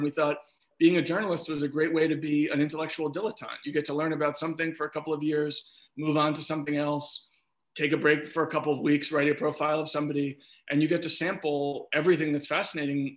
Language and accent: English; New York City, New York, United States; my brother and I, we grew up in Riverdale.